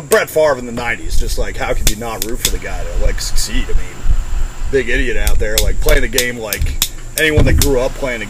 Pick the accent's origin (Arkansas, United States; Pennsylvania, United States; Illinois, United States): Pennsylvania, United States; central; I grew up in the middle of Pennsylvania in what I like to call Pennsyltucky, that beautiful spot beautiful region between Philadelphia and Pittsburgh.